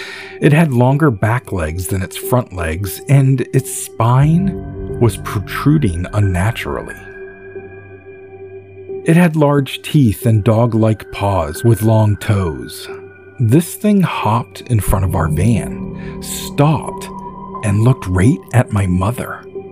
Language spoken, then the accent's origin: English; California, United States; I grew up in Northern California and have seen coyotes, bears, deer, fox, and mountain lions.